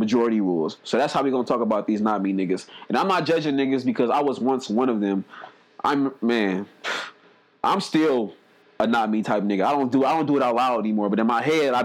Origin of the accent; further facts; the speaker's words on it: Oakland, California, United States; I grew up in Oakland around hella pimps and shit